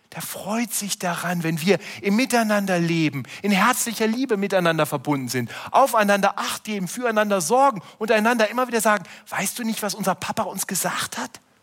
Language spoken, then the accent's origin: German; Germany; als Deutsche